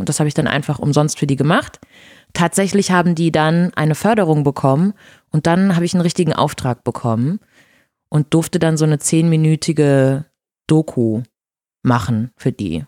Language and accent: German; Brazil; first language Portuguese; German is a second language; now in Germany; Portugiesisch ist meine Muttersprache